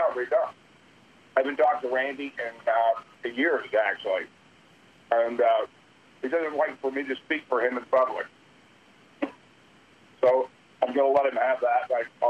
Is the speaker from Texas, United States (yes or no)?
yes; Houston, Texas, United States; now in Los Angeles, United States; I grew up in Houston